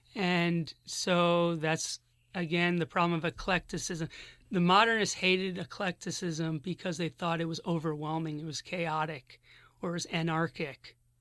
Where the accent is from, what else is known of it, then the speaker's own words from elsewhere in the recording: Philadelphia, Pennsylvania, United States; moved away as an adult; now in Berkeley, United States; I'm from Philadelphia originally